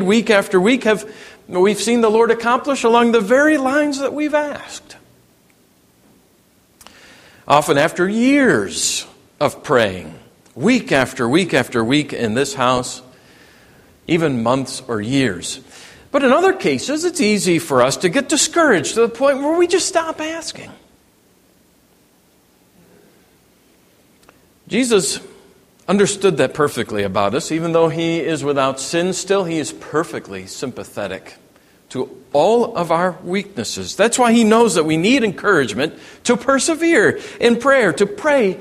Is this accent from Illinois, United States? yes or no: yes; Cook County, Illinois, United States; I grew up in Cook County, Illinois